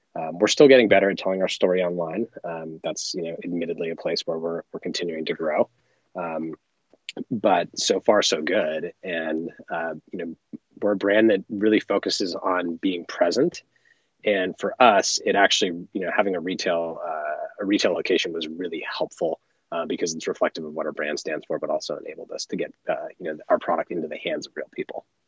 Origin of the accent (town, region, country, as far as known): Los Angeles, California, United States; born or raised there